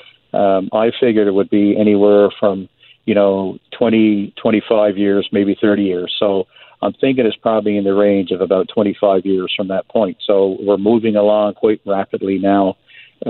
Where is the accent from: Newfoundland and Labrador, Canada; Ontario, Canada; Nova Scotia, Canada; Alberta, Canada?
Newfoundland and Labrador, Canada; growing up in Newfoundland